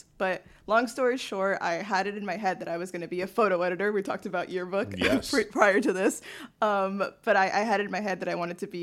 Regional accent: Miami, Florida, United States; moved away as an adult; now in New York, United States; growing up in Miami, specifically Westchester

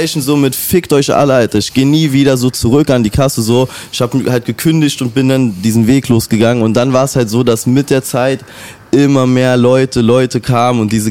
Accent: Berlin, Germany; ich bin groß geworden in Reinickendorf und ähm, also in keinem reichen Verhältnis oder so.

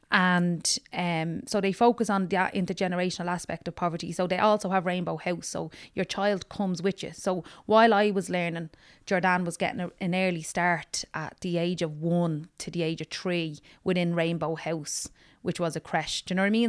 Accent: Dublin, Leinster, Ireland; also born or lived in Ballymun; I'm from Tala West

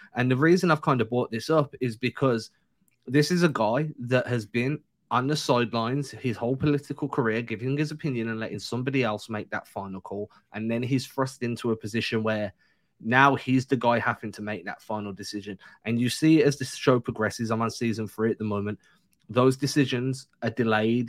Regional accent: England, United Kingdom; moved away; growing up in England

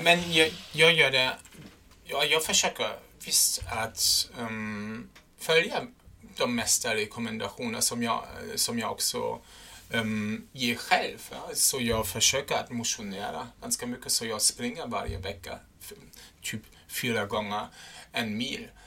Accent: Germany; Swedish is a second language; moved away; jag är en tysk

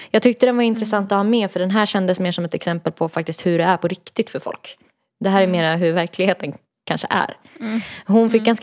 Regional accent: Stockholm, Stockholm County, Sweden; Jag är från Stockholm och han är från Uppsala.

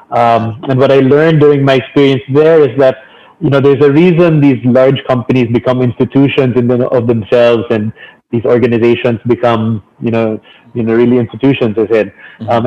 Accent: Philippines; So, so during those four years, it really heightened my sense of being Filipino.

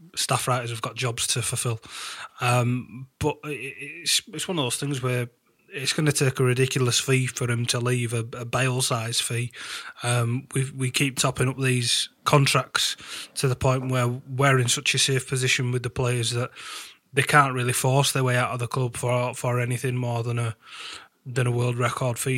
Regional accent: United Kingdom; being British

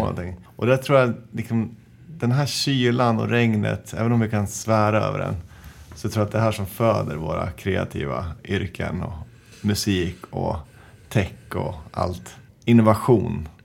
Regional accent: Njutånger, Gävleborg County, Sweden; jag växte upp i Njutånger som ligger söder om Hudiksvall, Hälsingland, tre timmar från Stockholm

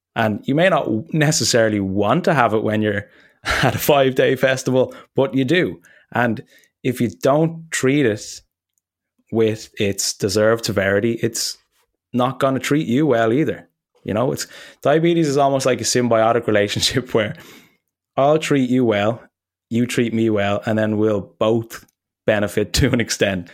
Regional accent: Ireland; moved away; I was close to landing in Dublin and I hadn't been home in a while

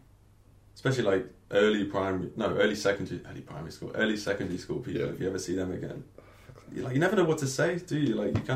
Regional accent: Lincoln, East Midlands, United Kingdom; also born or lived in Norwich; now in Lincoln, United Kingdom; I'm from Lincoln.

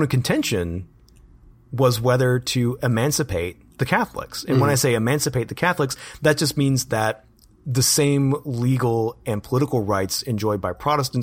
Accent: Birmingham, Alabama, United States; here in my hometown of Birmingham

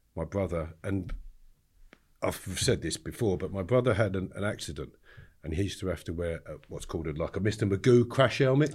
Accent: Harefield, London, United Kingdom; I grew up in the countryside in Harefield, Middlesex

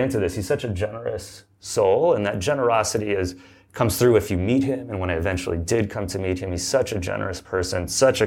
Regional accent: Southern California, United States; also born or lived in Berkeley, California; I grew up in Southern California

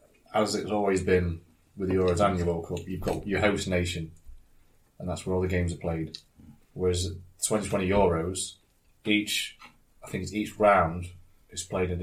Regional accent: the North of England, United Kingdom; us Northerners know how to curse, don't we?

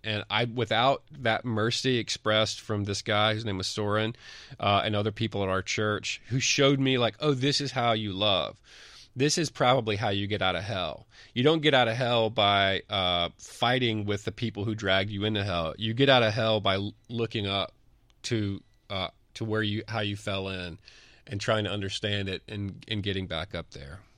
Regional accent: Mississippi, United States; I'm from Mississippi

